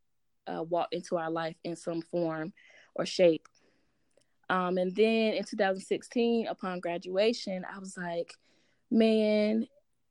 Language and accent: English; Greenville, North Carolina, United States; I was born and raised in Greenville, North Carolina, the 252.